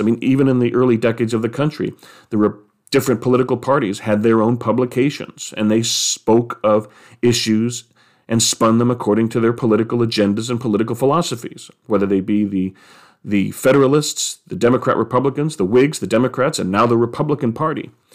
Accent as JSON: {"language": "English", "country": "United States", "said": "as a person who is American, who loves being an American"}